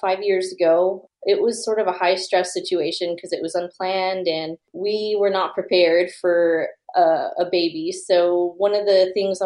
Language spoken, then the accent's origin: English; Texas, United States; moved away as an adult; I'm from Texas originally, but being in the military, we've moved around quite a bit